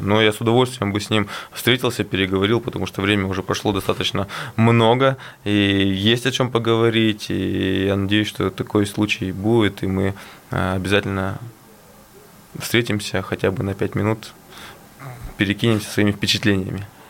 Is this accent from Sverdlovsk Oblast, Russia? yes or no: yes; Yekaterinburg, Sverdlovsk Oblast, Russia; Екатеринбург – это мой родной город, где я живу